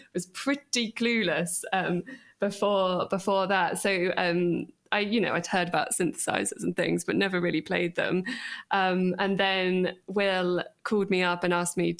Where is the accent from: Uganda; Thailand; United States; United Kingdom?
United Kingdom; Bristol, South West England; I grew up in Bristol